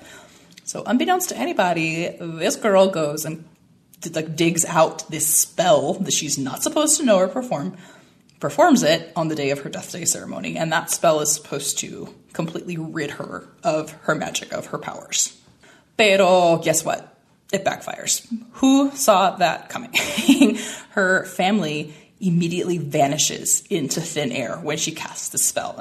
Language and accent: English; San Diego, California, United States; moved away; I'm from San Diego, even though I don't live here anymore